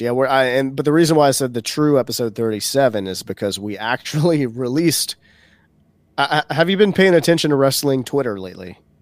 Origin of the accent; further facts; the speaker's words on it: Baton Rouge, Louisiana, United States; Baton Rouge, Louisiana, which is my hometown